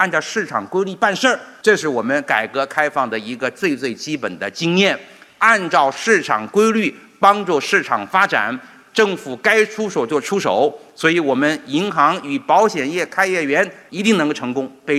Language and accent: Chinese; China; 我们中国人越要强调向全世界开放